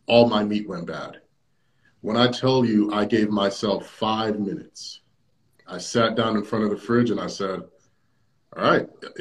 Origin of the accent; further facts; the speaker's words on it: Jamaica; I'm a Jamaican